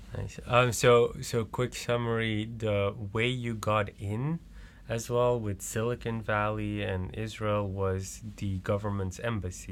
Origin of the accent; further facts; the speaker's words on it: Belgium; now in Netherlands; I'm originally from Belgium